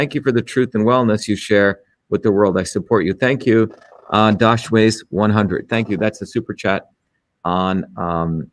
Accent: India; moved away; when I grew up in India

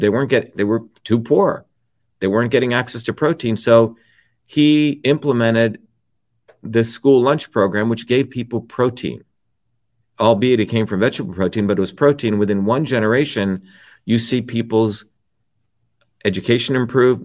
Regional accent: India; moved away; the village that I grew up in India

